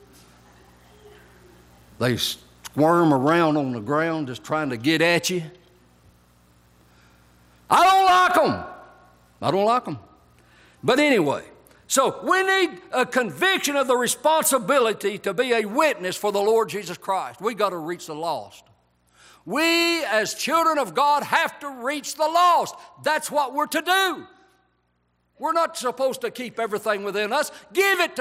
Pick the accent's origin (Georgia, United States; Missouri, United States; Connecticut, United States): Georgia, United States; Whites; I grew up in Whites, Georgia